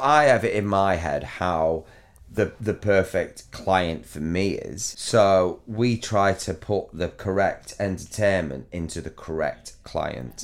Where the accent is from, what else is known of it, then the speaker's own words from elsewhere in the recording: Near Chorley, North West England, United Kingdom; accent: Chorley; me a little bit of a Chorley accent